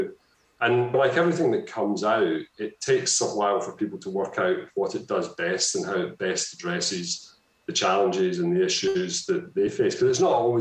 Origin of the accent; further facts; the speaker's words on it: Scotland, United Kingdom; I've become more Scottish